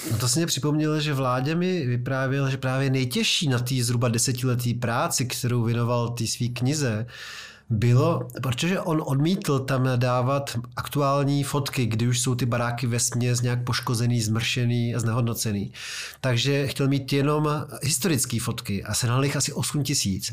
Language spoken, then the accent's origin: Czech; Prague, Czechia; který jsem z Vysočan a denně jezdím přes Karlín do centra